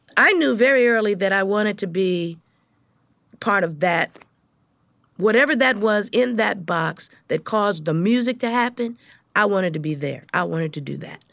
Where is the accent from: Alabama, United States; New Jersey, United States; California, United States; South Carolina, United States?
California, United States; Los Angeles; I grew up in South Central L